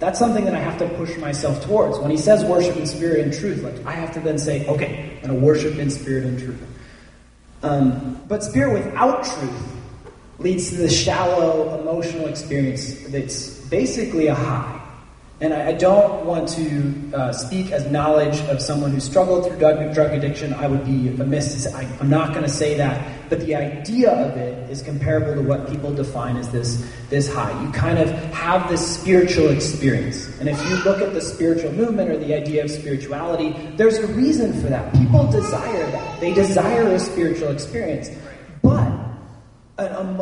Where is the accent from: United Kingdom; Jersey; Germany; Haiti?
Germany; moved away; I grew up in Germany